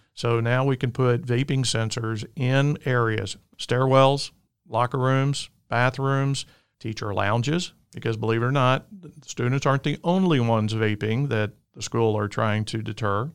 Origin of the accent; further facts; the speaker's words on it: Alabama, United States; I'm from the great state of Alabama, if you can't tell with my accent.